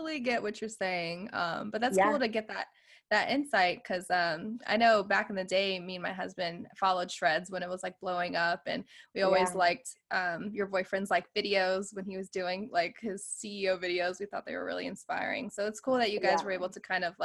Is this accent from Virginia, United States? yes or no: yes; Virginia Beach, Virginia, United States; now in California, United States; my husband and I were originally from the East Coast. We're actually from Virginia Beach, Virginia